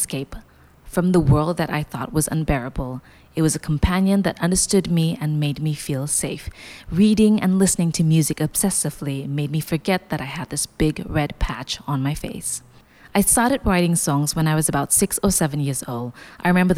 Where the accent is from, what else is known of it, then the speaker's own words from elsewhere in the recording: Kota Kinabalu, Sabah, Malaysia; moved away as an adult; now in Kuala Lumpur, Malaysia; my hometown, Kota Kinabalu, and moving to Kuala Lumpur 3 years ago